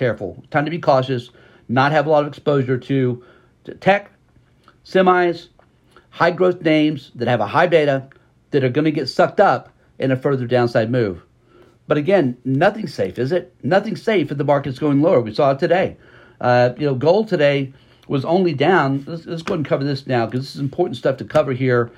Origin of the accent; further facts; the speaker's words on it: Texas, United States; we're from Texas.